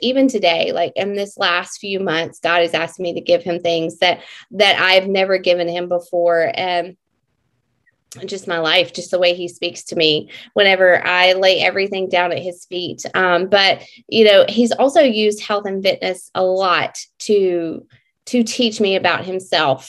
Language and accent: English; Mississippi, United States; I am from Mississippi